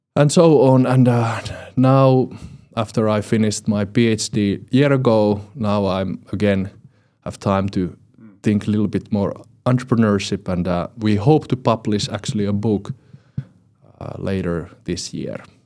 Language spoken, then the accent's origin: English; Finland; from finland